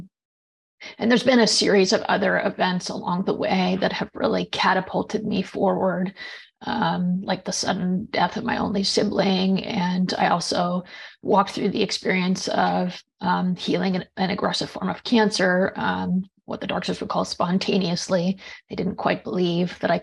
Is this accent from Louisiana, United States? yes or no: no; just outside of Seattle, Washington, United States; I grew up in just outside of Seattle, Washington